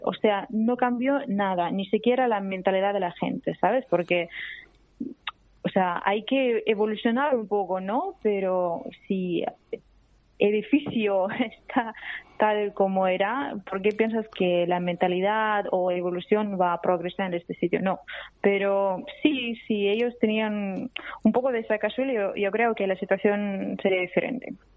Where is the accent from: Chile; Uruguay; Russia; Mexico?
Russia; Spanish is a second language; moved away as an adult; also born or lived in Abkhazia, Georgia; now in Barcelona, Spain; yo con mis padres me fui a Rusia porque empezó la guerra, ¿no? Y entonces yo crecí en Rusia.